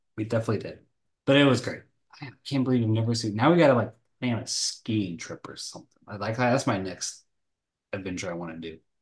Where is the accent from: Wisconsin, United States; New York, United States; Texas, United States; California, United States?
Texas, United States; North; moved away as an adult; now in Florida, United States; I was born and raised in Texas.